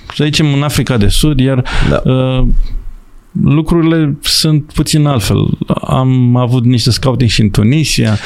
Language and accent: Romanian; Romania; moved away as an adult; also born or lived in England / Ireland / Hungary / Malawi; sunt român